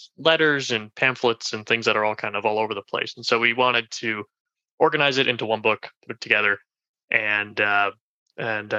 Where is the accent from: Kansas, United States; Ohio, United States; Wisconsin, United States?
Wisconsin, United States; Milwaukee; moved away as an adult; now in Fairfax, United States; I grew up around outside of Milwaukee, so that's the area that I know best.